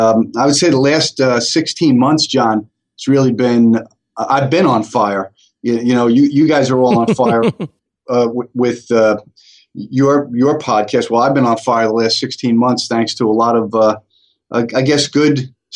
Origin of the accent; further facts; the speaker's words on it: Staten Island, New York, United States; I was born and raised in Staten Island, and we came from a very wealthy family.